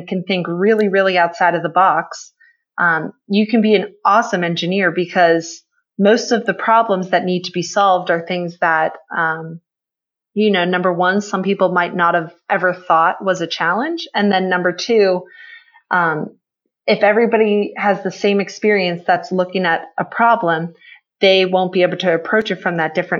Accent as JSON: {"language": "English", "town": "Pittsburgh", "region": "Pennsylvania", "country": "United States", "tie": "born or raised there", "said": "I grew up in Pittsburgh, Pennsylvania"}